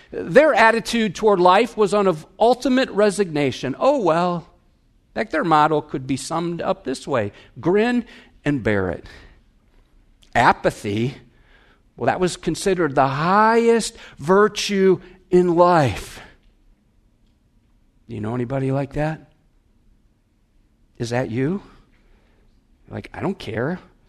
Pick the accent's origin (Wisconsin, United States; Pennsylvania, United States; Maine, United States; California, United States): Wisconsin, United States; I'm from Wisconsin. We have bubblers, but this is a babbler.